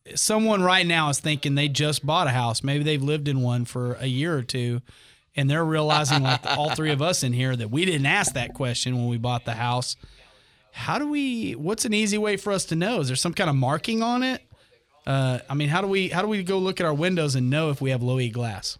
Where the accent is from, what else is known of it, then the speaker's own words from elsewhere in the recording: Amarillo, Texas, United States; moved away as an adult; now in Oklahoma, United States; I'm from Texas